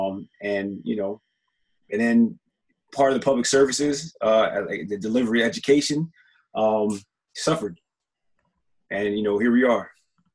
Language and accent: English; Cherry Hill, New Jersey, United States; moved away as an adult; now in Camden, United States; Nah, I didn't grow up in Camden. I grew up in Cherry Hill, which is 2 miles outside of Camden. I moved here in 2000.